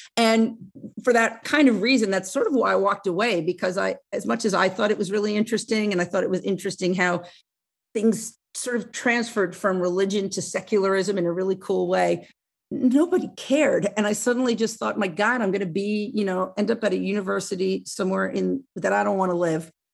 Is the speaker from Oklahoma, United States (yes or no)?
no; Oceanside, New York, United States; I grew up on Long Island, uh, in Oceanside, which is really, it's about a half hour outside